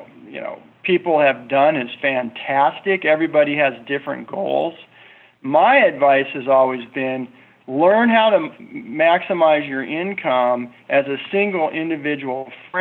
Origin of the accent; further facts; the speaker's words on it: United States; as an American person